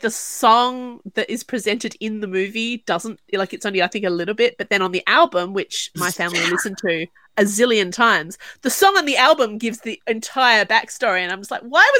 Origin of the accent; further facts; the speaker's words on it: Australia; As an Australian